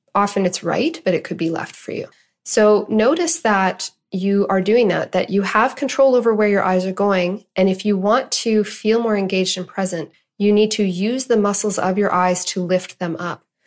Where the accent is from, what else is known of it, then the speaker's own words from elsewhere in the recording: Canada; I'm Canadian